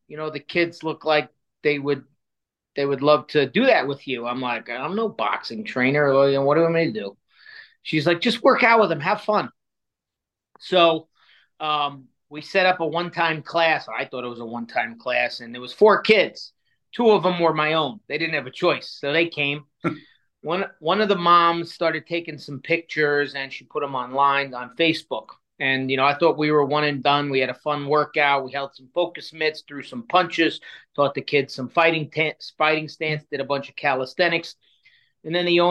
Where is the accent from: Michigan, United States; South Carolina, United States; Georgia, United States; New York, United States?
New York, United States; New York City; moved away as an adult; now in Chicago, United States; I grew up in Queens, New York, which is one of the five boroughs. And I was I lived there until I was 27 years old.